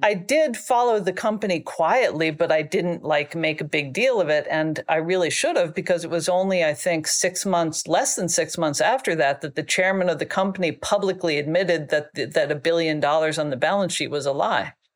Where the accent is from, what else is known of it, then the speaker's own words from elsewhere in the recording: Washington, District of Columbia, United States; moved away as an adult; also born or lived in China; I grew up in Washington, D C.